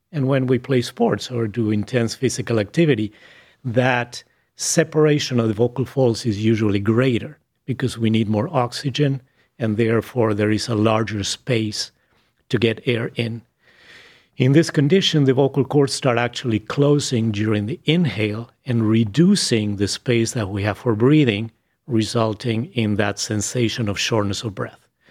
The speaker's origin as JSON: {"language": "English", "region": "Buenos Aires", "country": "Argentina", "tie": "born or raised there", "second_language": "English", "moved": "as an adult", "lives_now": "Cleveland, United States", "said": "I was born in Buenos Aires, Argentina. I started med school in Buenos Aires"}